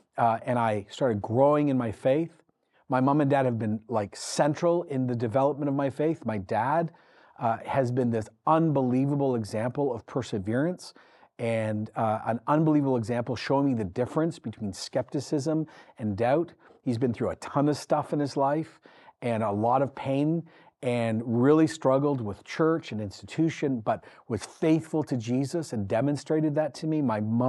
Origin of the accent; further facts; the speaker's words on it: Ecuador; then came home, had me, and then I grew up in Ecuador in the 80s. I grew up in a missional context.